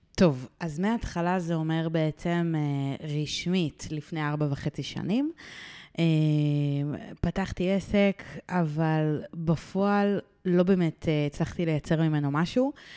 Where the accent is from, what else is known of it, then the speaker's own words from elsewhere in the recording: Ramat Gan, Tel Aviv District, Israel; גדלתי והתחנכתי ברמת גן